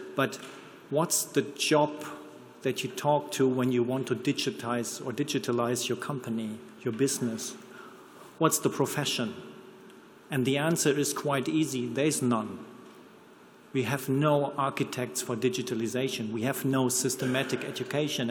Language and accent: English; Ruhr area, North Rhine-Westphalia, Germany; accent: German; English is a second language; I'm from here, I'm from the Ruhrport